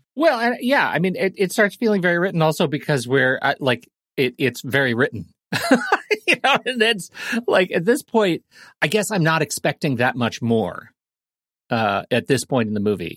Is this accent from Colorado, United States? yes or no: yes; Colorado Springs, Colorado, United States; I grew up in Colorado Springs, which is about six thousand feet